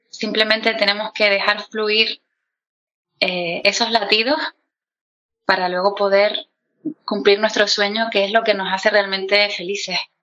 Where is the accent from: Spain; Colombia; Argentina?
Spain; Canary Islands; como soy canaria, pues yo lo seseo todo